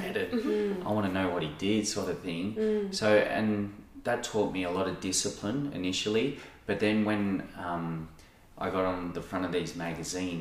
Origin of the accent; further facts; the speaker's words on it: Sydney, New South Wales, Australia; moved away; also born or lived in Noosa; the guys I grew up with in Sydney